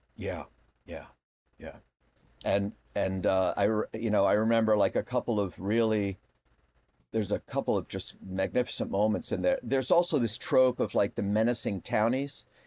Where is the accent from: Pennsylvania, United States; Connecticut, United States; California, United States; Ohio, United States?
Connecticut, United States; I grew up in Connecticut